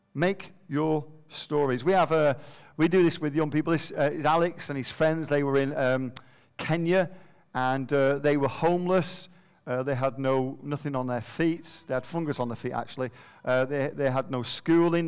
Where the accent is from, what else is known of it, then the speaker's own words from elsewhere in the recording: Manchester, North West England, United Kingdom; moved away; we're from Manchester